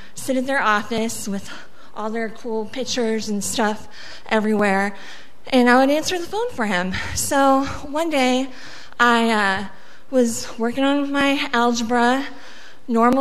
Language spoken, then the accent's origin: English; Daly City, California, United States; first language Spanish; English is a second language; also born or lived in Mexico; I was born in Mexico. My first language was Spanish, and I grew up in California in a little city called Daly City, not far from San Francisco